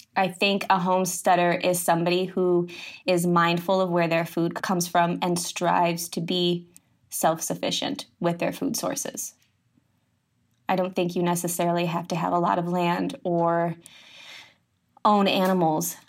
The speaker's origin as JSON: {"language": "English", "region": "Midwest", "country": "United States", "tie": "born or raised there", "also_born_or_lived": "East Coast", "moved": "as an adult", "said": "I grew up in the Midwest"}